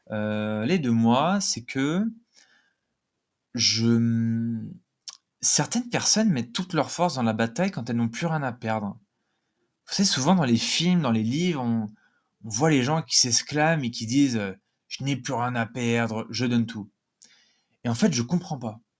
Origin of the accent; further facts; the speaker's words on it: south of France, France; accent: Nîmes accent; moi aussi, je viens du Sud, hein, donc euh, je me moque de mon propre accent, que j'ai eu, j'ai eu l'accent nîmois à un moment.